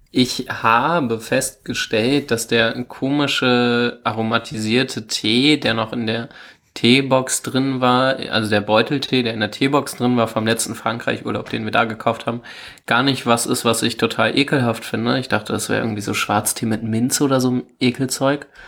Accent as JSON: {"language": "German", "town": "Hanover", "region": "Lower Saxony", "country": "Germany", "said": "wir kommen beide aus Hannover"}